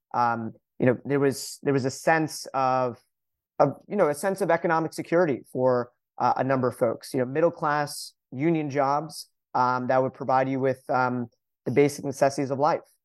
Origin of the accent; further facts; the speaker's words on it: Hicksville, New York, United States; also born or lived in Syosset, New York / Vermont / Washington D.C.; I grew up on Long Island, as you mentioned, uh, grew up in a town called Hicksville